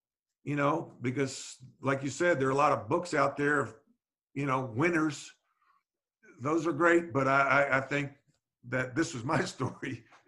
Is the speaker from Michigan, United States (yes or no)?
no; North Carolina, United States; stories about playing basketball growing up in North Carolina and a lot of the lessons I learned.